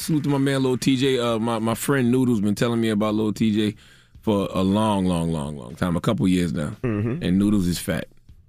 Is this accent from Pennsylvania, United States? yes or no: no; South Carolina, United States; S-K-R-I-M-P. I'm from South Carolina.